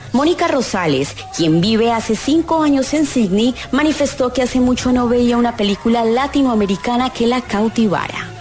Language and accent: Spanish; Colombia; now in Australia; Como colombiana